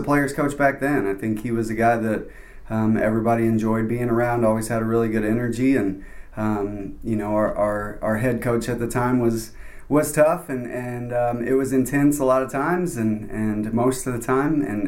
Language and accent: English; Evansville, Indiana, United States; moved away as an adult; also born or lived in Little Rock, Arkansas; now in Buies Creek, United States; it was in my hometown